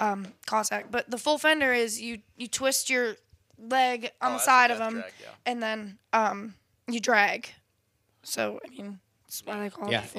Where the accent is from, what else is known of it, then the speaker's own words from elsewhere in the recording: Attica, New York, United States; Attica, New York, my hometown